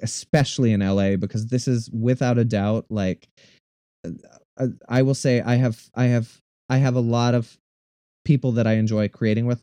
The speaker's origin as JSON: {"language": "English", "region": "Minnesota", "country": "United States", "tie": "born or raised there", "said": "I'm originally, I'm from Minnesota. Um, I am the youngest of six kids. Um, so I had a very large family growing up. Um, I grew up in an incredibly small town."}